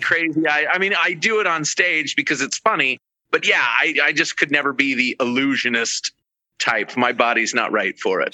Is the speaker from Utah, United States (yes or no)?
yes; Ogden, Utah, United States; And that's where I'm also from. I'm also from Ogden, Utah